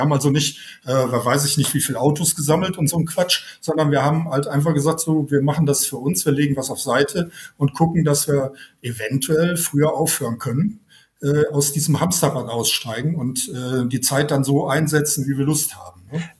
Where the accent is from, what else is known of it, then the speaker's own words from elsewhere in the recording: Germany; Ich bin aus dem Nachbarland, aus äh, Deutschland